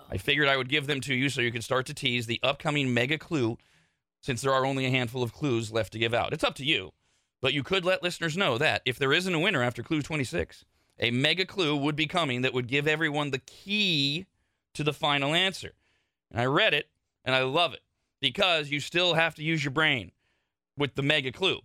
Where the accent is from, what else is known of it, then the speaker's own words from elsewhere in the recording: Bay Area, California, United States; moved away as an adult; also born or lived in South Lake Tahoe; now in Sacramento, United States; I, I grew up in the Bay Area. So I, I, came to South Lake Tahoe with the mindset of a Bay Area kid